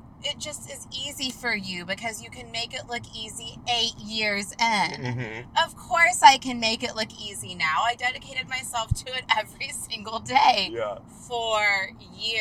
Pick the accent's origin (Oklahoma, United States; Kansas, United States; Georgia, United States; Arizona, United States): Oklahoma, United States; Sand Springs; moved away; also born or lived in Tulsa, Oklahoma; the little tiny town of Sand Springs, Oklahoma, where the good Lord decided to drop